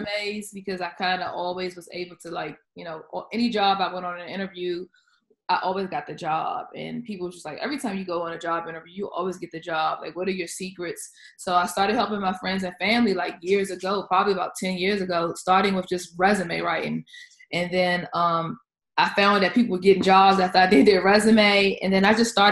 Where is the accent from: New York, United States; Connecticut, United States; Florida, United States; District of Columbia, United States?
District of Columbia, United States; Washington; I am from the Washington, D.C. area